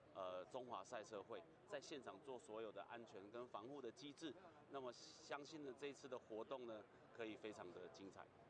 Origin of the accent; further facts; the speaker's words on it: Changhua County, Taiwan; 在我们彰化，是我们台湾省啊